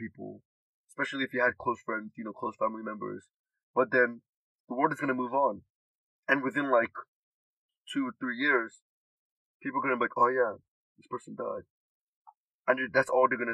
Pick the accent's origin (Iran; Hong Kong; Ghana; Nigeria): Nigeria; now in United States; I'm from Nigeria